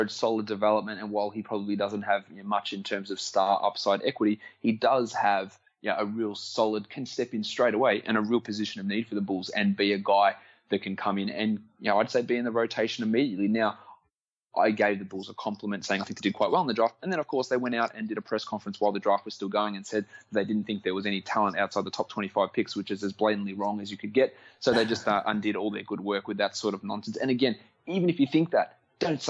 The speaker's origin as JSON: {"language": "English", "country": "Australia", "accent": "Australian", "said": "my accent like slipping back and all my Australianism start coming out more in those conversations."}